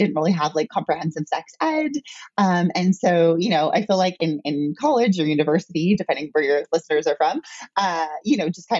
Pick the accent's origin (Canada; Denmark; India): Canada; So I am Canadian.